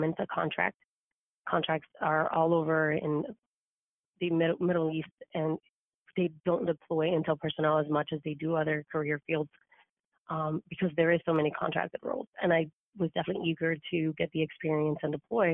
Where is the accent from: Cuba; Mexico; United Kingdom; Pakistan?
Cuba; now in United States; I was actually not born in the U.S. I was born in Cuba. So my family moved here